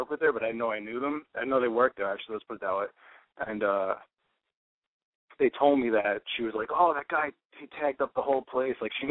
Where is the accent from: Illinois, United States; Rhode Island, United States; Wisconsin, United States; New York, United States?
New York, United States; I'm from New York